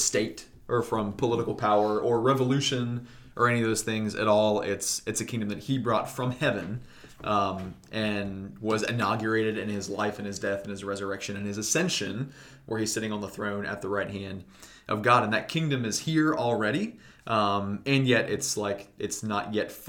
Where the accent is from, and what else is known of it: United States